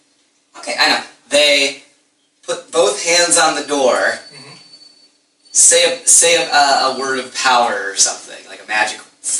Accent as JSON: {"language": "English", "region": "Quebec", "country": "Canada", "said": "I'm from French Canada. I'm from a successful democracy that isn't mired in corruption and racism."}